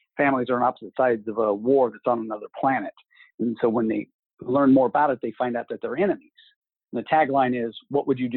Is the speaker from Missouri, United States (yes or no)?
yes; Kansas City, Missouri, United States; now in Kansas City, Kansas, United States; I am from outside of Kansas City, Missouri, and now I live outside of Kansas City, Kansas.